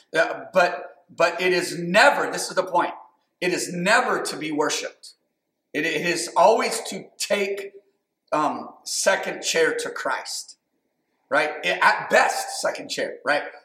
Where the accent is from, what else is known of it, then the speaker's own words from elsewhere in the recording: United States; I'm American